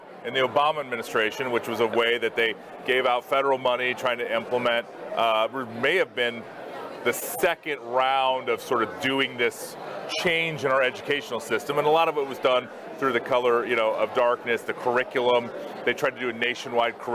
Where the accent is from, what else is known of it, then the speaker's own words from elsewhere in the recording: Ankeny, Iowa, United States; I grew up in my hometown of Ankeny, Iowa